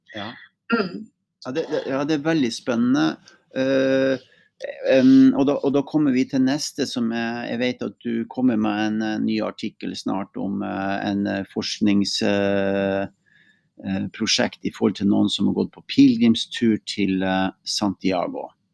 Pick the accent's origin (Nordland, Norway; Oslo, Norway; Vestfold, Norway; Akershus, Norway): Nordland, Norway; Mosjøen; moved away; Jeg kommer jo også fra Helgeland, da, fra Mosjøen. Uh, opprinnelig